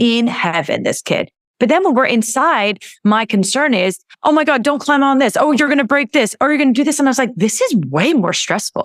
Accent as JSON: {"language": "English", "region": "California", "country": "United States", "tie": "born or raised there", "moved": "as an adult", "said": "I grew up in California, my husband grew up in California, we have family there."}